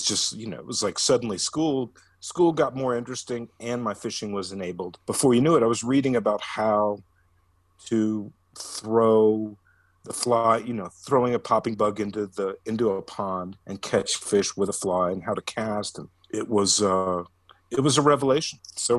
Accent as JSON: {"language": "English", "town": "Atlanta", "region": "Georgia", "country": "United States", "tie": "born or raised there", "also_born_or_lived": "Colorado", "moved": "as an adult", "said": "growing up in Georgia"}